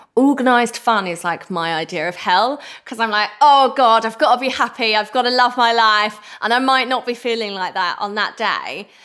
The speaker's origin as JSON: {"language": "English", "area": "Essex", "region": "East of England", "country": "United Kingdom", "said": "I'm the girl from Essex"}